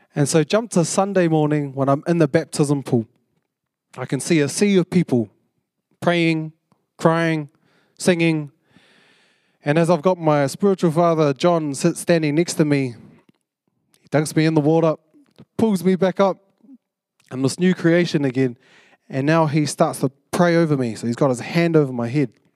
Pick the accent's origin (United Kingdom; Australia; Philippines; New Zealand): New Zealand; Porirua, Wellington; moved away as an adult; now in Auckland, New Zealand; I came up from Purirua, 'cause I, I grew up in Purirua.